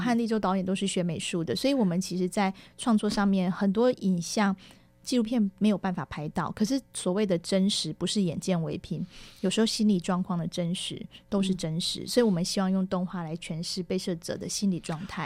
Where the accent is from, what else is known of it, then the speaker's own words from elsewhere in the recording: Taiwan; also born or lived in Tamsui, New Taipei; 我一直跟他说我们是台湾